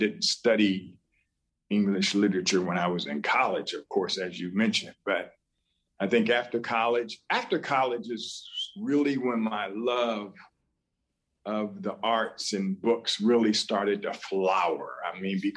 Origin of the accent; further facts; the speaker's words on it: Columbus, Ohio, United States; moved away as an adult; also born or lived in New York City / Charleston, West Virginia / Pittsburgh / Boston; stayed in my hometown of Columbus, Ohio for a few years